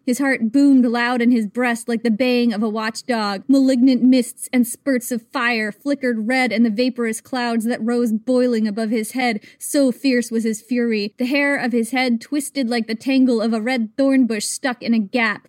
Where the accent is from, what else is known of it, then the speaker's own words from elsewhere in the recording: United States; I am American